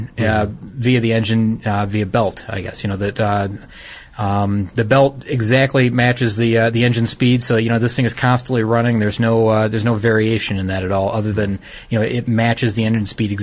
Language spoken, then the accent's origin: English; Detroit, Michigan, United States; I'm from Detroit. I mean, from the Detroit area